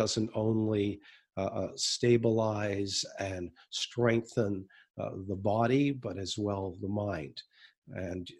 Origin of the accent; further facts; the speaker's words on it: Canada; my father is American, and we're Canadian